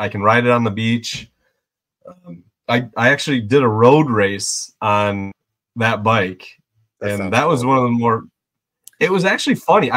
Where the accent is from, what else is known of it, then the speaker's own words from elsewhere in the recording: Michigan, United States; I'm from Michigan